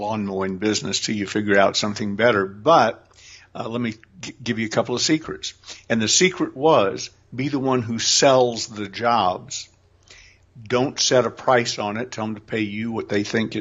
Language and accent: English; Atlanta, Georgia, United States; moved away as an adult; also born or lived in Massachusetts; now in California, United States; I was raised a Southerner. Atlanta is my